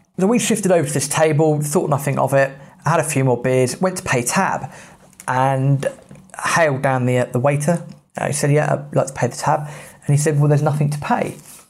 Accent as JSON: {"language": "English", "region": "England", "country": "United Kingdom", "said": "So being British, being English, I put on the charm."}